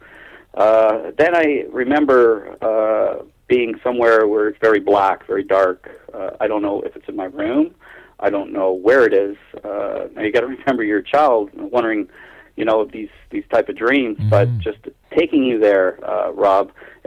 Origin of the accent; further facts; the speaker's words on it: Toronto, Ontario, Canada; also born or lived in Keele Street and Sheppard area, Toronto; So we moved into Scarborough. I was very young, so I'm gathering I was 4 years old, 1963.